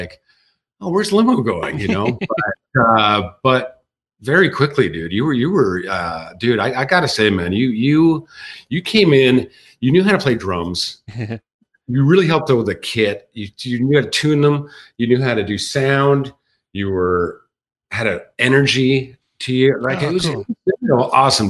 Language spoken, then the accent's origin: English; Edmonton, Alberta, Canada; as kids growing up in Edmonton